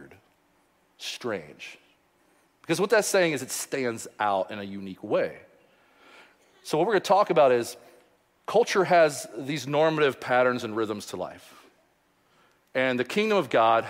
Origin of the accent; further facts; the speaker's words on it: Louisville, Kentucky, United States; I grew up in Louisville